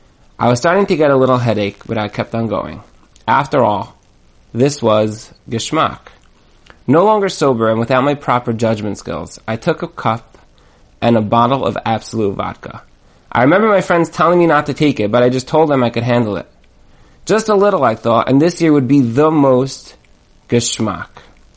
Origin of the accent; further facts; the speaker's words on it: Brooklyn, New York, United States; To me, these signs blended right into the background with the other signs hanging up around my hometown of Brooklyn, New York.